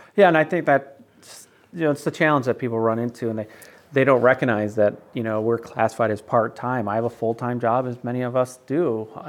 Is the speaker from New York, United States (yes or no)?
yes; North Syracuse, New York, United States; my church that I grew up with in North Syracuse